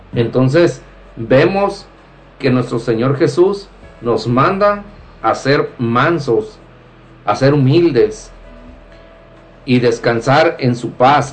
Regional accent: Mexico; de los que estamos aquí, eh, somos mexicanos

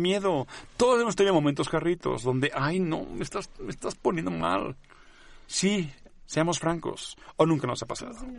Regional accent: Catalonia, Spain; first language Catalan; Spanish is a second language; moved away; en mi lengua, ni modo, en catalán

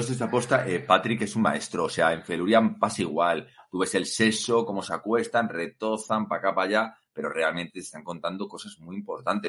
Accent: Madrid, Community of Madrid, Spain; Víctor y yo somos de Madrid

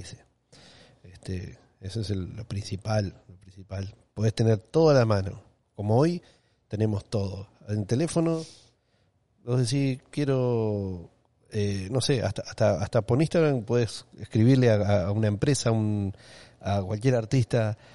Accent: Uruguay; moved away as an adult; now in Miami, United States; me quería ir de Uruguay para seguir mm. aprendiendo

